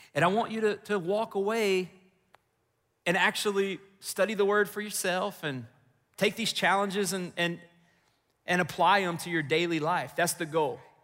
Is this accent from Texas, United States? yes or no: yes; Texas, United States; moved away as an adult; also born or lived in Chicago, Illinois; this boy from Texas